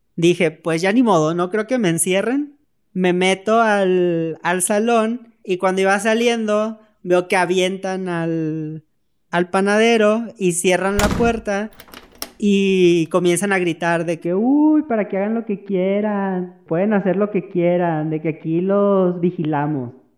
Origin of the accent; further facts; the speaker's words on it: Tenosique, Tabasco, Mexico; moved away as an adult; also born or lived in Villahermosa, Tabasco; now in Mexico City, Mexico; soy de Tenosique, Tabasco, tengo 29 años.